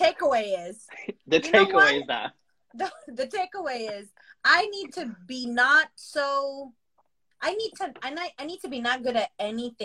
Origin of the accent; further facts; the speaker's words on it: United States; I identify myself as a non-disabled, caste privileged, cisgendered, queer South Asian American woman